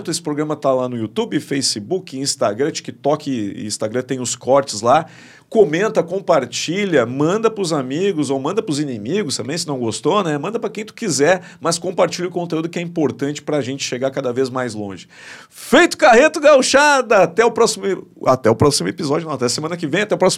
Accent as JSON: {"language": "Portuguese", "region": "Rio Grande do Sul", "country": "Brazil", "said": "coloca a bairrista aqui que eu sou gaúcho, sou bagual, sou bairrista, quero tomar bairrista"}